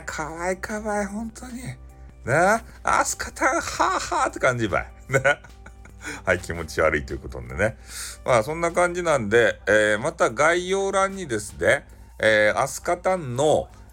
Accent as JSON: {"language": "Japanese", "region": "Fukuoka", "country": "Japan", "accent": "Hakata dialect", "said": "俺と同じ博多弁"}